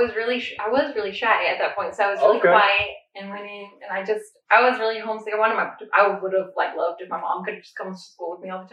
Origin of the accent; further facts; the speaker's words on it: Paulding County, Georgia, United States; Way back to Paulden County. Born and raised on Drag Strip Road.